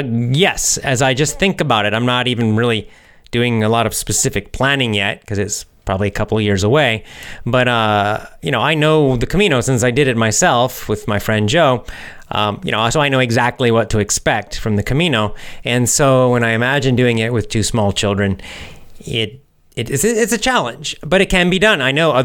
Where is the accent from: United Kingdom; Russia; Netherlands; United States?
Russia; born there; I was born in Russia. I still live here.